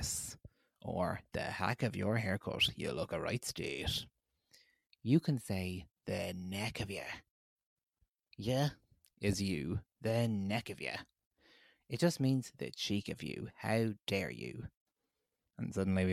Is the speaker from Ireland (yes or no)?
yes; Ireland